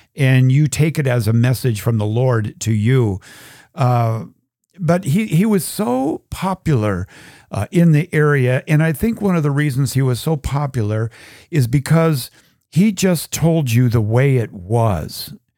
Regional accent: Minneapolis–Saint Paul, Minnesota, United States; growing up in the Twin Cities back in the, the sixties and seventies.

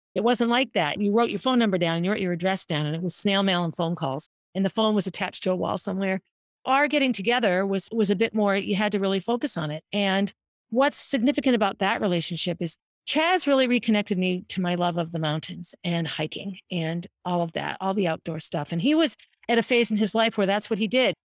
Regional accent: Concord, United States; also born or lived in Boston; Jack and I grew up on Essex Street, and Concord back then was a, was a city of parks and neighborhoods

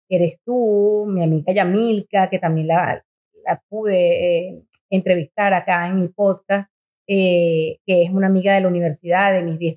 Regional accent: Venezuela; moved away as an adult; also born or lived in Miami / Montreal; Yo me fui de Venezuela

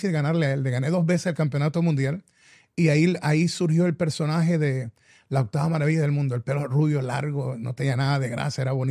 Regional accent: Puerto Rico; especialmente para mi isla de Puerto Rico

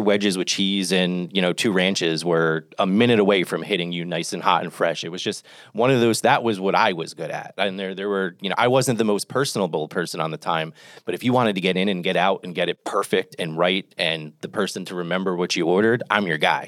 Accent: Toms River, New Jersey, United States; moved away as an adult; I grew up in New Jersey, though. Uh, I, for the, you know, first twenty years of my life, Tom's River, New Jersey, Jersey Shore.

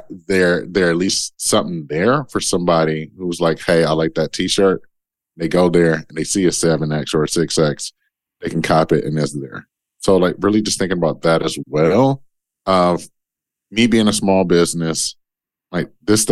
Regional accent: Detroit, Michigan, United States; I'm from Detroit. I'm a kid from Detroit

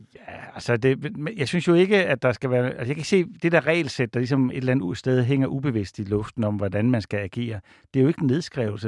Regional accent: Odense, Southern Denmark, Denmark; jeg er fra Odense

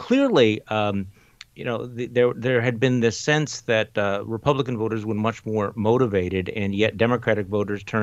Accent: Wisconsin, United States; here in my home state of Wisconsin

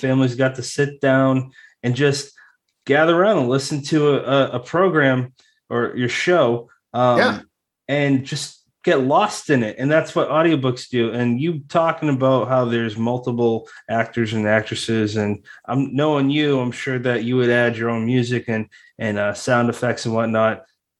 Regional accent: Massachusetts, United States; now in New Jersey, United States; It's it's illegal in my home state of Massachusetts. It's also legal as of this or last year, can't remember, in my new state, New Jersey.

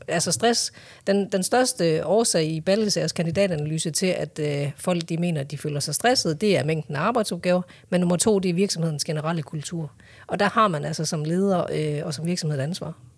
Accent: Hjørring, North Denmark Region, Denmark; also born or lived in Vejle / Korea; jeg er jo egentlig fra Jøring

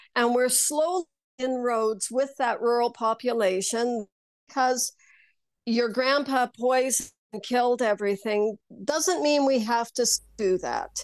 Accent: Saskatchewan, Canada; I grew up in Saskatchewan

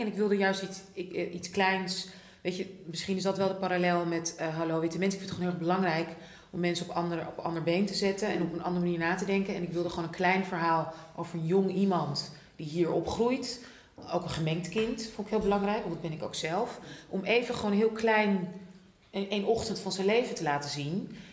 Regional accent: Netherlands; ik ben ook opgegroeid in Nederland

